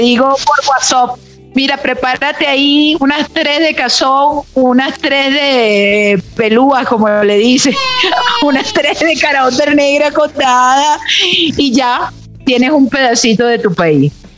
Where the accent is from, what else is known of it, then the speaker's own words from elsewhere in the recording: Venezuela; moved away; cómo somos los venezolanos